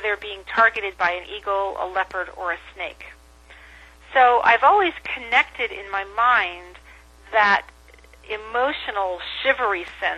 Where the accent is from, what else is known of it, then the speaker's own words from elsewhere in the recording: New Jersey, United States; moved away; also born or lived in Oklahoma / Gabon / Kenya; I was growing up in New Jersey and then moved to Oklahoma